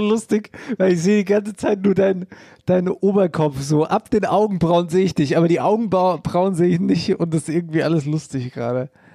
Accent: Wetterau, Hesse, Germany; bei uns in der Wetterau

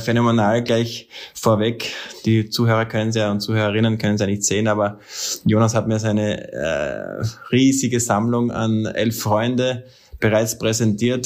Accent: Austria; als Österreicher

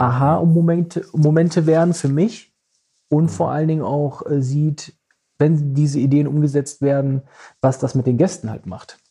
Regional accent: Düsseldorf, North Rhine-Westphalia, Germany; da wo ich aufgewachsen bin

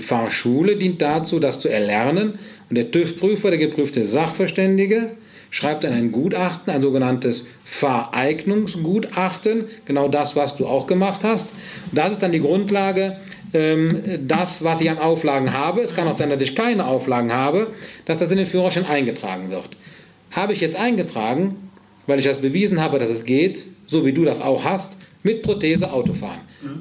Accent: Heinsberg, North Rhine-Westphalia, Germany; wo ich herkomme, dann sage ich ganz klar, Heinsbe äh, Köln bei Heinsberg

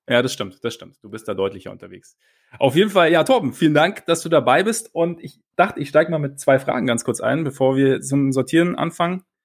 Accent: Southern Germany, Germany; Bei uns im Süden

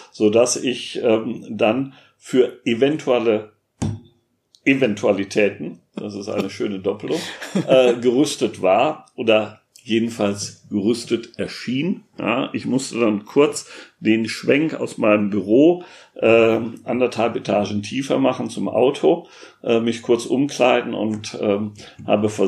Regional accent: Münster, North Rhine-Westphalia, Germany; die wir in Münster, in meiner Heimatstadt, durch die Weihnachtsmärkte sonst haben.

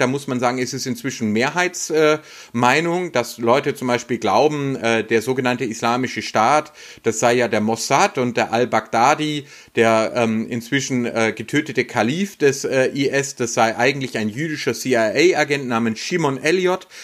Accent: Baden-Württemberg, Germany; hier bei uns in Baden-Württemberg

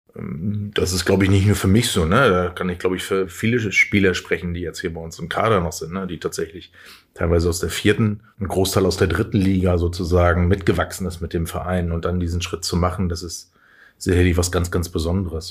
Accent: Schwerin, Mecklenburg-Vorpommern, Germany; also born or lived in Flensburg; now in Hamburg, Germany; bin ich im Osten groß geworden

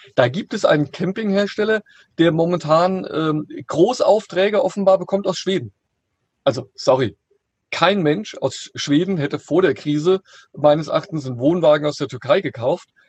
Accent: near Frankfurt, Hesse, Germany; ich komme ja hier aus der Nähe von Frankfurt

